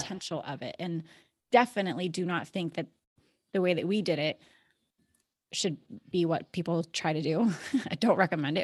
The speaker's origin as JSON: {"language": "English", "region": "Alaska", "country": "United States", "tie": "born or raised there", "moved": "as an adult", "said": "I was born and raised in Alaska"}